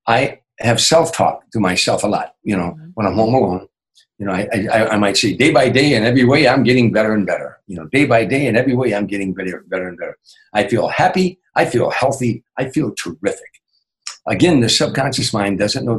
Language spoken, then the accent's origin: English; Chicago, Illinois, United States; moved away; my hometown, Chicago